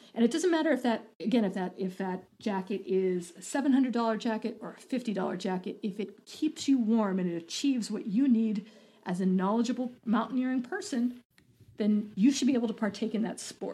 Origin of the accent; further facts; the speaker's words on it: Boulder, Colorado, United States; I'm from Boulder